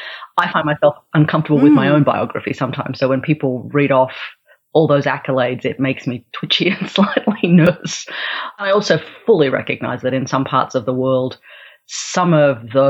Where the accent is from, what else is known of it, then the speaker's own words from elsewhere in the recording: Australia; also born or lived in Melbourne / Canberra / Central and Northern Australia; I grew up part of my time in Melbourne and Canberra here in Australia, and then part of my time living in Central and Northern Australia